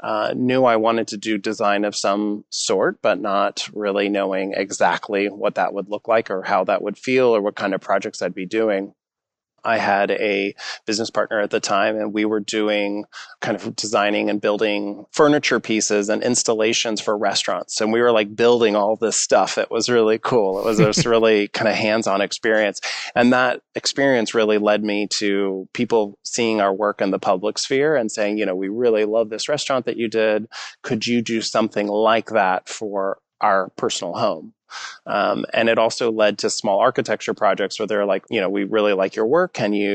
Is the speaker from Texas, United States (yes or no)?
yes; Missouri City, Texas, United States; Being a young man in Texas, if you're interested in design, there's a few different directions you might be pushed.